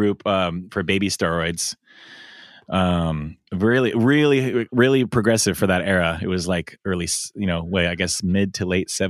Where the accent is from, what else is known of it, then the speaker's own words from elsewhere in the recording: Fort Leonard Wood, Missouri, United States; born there; I was not born in Iowa. I've been there, but I wasn't born there. I was born in Missouri.